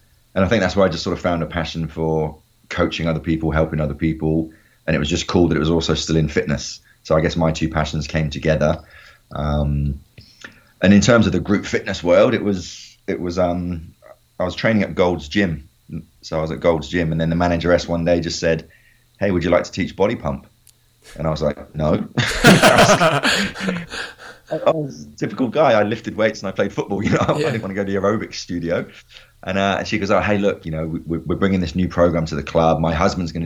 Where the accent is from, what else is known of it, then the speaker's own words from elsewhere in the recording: Honiton, South West England, United Kingdom; moved away as an adult; now in China; a lot of little local Honiton town schoolboys, which I was growing up in Devon, England